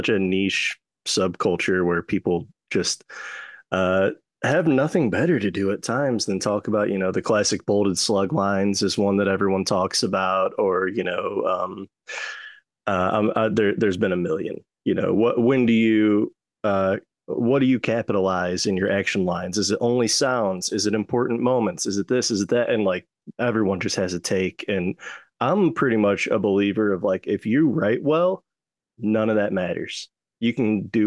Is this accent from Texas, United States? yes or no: no; St. Louis, Missouri, United States; also born or lived in Lansing, Michigan / North Carolina; I was born in Michigan, Lansing, moved to North Carolina when I was like one. And then by the time I was like three, going on four, we settled down in Missouri, and I've been here ever since.